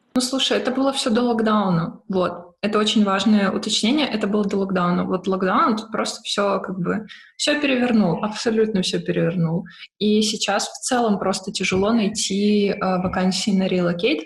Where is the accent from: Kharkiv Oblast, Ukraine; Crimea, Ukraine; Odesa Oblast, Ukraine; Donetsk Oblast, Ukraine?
Odesa Oblast, Ukraine; Odesa; moved away as an adult; now in Berlin, Germany; я родом с Одессы